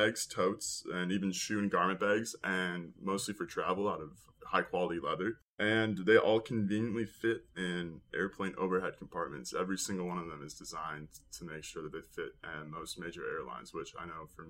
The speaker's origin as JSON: {"language": "English", "town": "Minneapolis", "region": "Minnesota", "country": "United States", "tie": "born or raised there", "said": "I grew up in Minneapolis"}